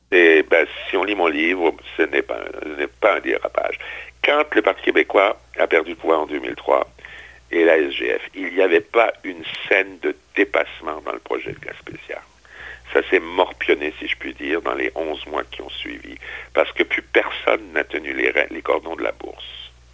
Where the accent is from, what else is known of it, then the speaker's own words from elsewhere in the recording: Strasbourg, Grand Est, France; moved away; à Strasbourg, qui est ma, ma ville d'origine, ma ville natale